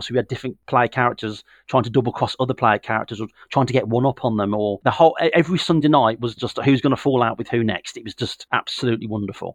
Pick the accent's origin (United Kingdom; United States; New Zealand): United Kingdom; the Midlands of England; moved away as an adult; now in Northampton, United Kingdom; I'm originally from the Midlands of England, a very historical, sort of very, very full of history, where Tolkien used to live